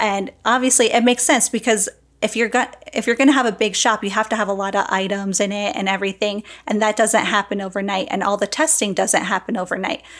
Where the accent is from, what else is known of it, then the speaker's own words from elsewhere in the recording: New Jersey, United States; I'm from New Jersey